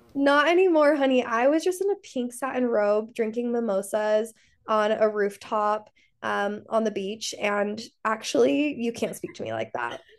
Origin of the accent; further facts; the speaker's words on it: Salt Lake City, Utah, United States; I grew up in Salt Lake City, I grew up Mormon